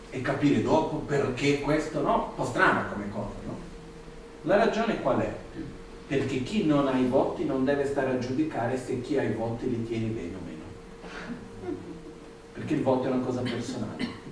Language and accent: Italian; India; Italian is a second language; now in Italy; dove sono cresciuto in India